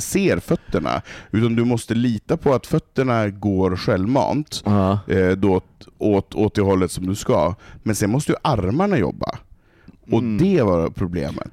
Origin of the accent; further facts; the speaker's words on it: Stockholm, Stockholm County, Sweden; jag har bott här i 23 år. Mm. Eh, jag är uppfostrad i, i PK, den här eh, hipster alla, alla är värda och älskas eh, Stockholm